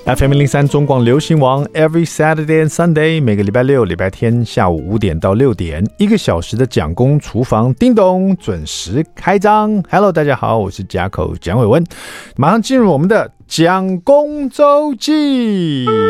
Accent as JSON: {"language": "Chinese", "country": "Taiwan", "said": "我们台湾人爱看"}